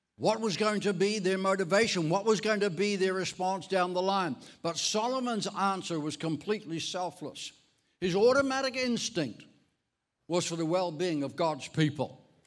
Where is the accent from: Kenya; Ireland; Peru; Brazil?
Ireland; moved away; I'm Irish. I was actually born in Ireland